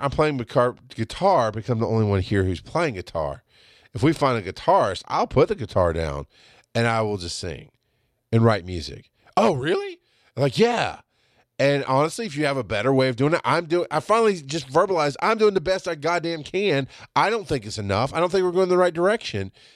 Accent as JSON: {"language": "English", "region": "the South", "country": "United States", "said": "I'm from the South"}